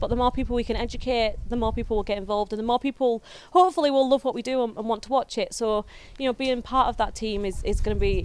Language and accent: English; the north of England, United Kingdom; I'm a northern girl.